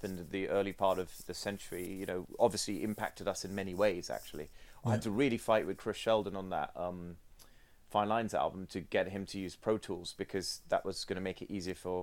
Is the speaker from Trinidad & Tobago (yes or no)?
no; Sri Lanka; moved away; I grew up in Sri Lanka